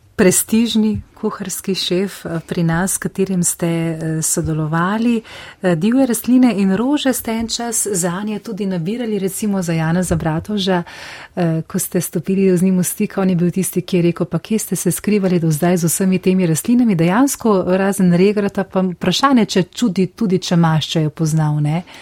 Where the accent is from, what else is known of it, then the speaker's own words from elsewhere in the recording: Slovenia; Slovenci smo